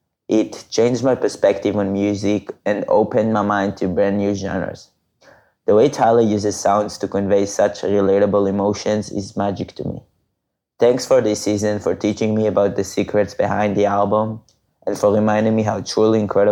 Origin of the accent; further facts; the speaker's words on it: Israel; I'm from Israel.